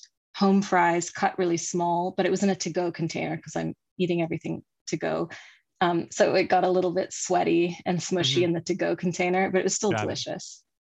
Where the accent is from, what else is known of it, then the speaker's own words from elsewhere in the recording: France; also born or lived in Kuwait / Sudan / England; When I was very small, I was in Kuwait and Sudan and England. And then we moved to France when I was 9.